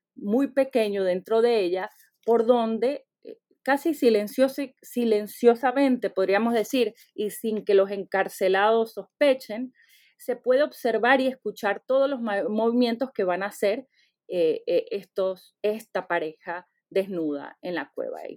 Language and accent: Spanish; Venezuela; born or raised there; now in United States